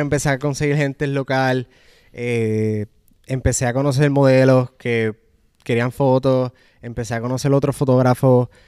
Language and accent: Spanish; Puerto Rico; moved away as an adult; also born or lived in Orlando; now in Atlanta, United States; en el 2015, que fue que decidí mudarme de Puerto Rico